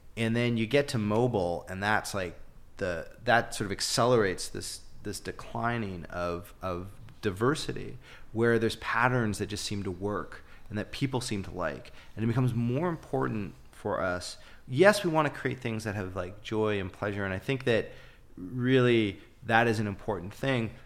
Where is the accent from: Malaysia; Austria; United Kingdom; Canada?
Canada; also born or lived in Toronto; being Canadian